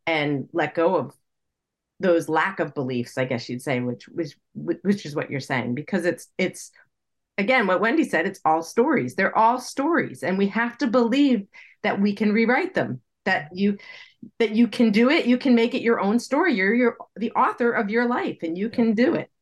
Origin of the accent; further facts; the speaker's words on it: United States; I'm speaking as an American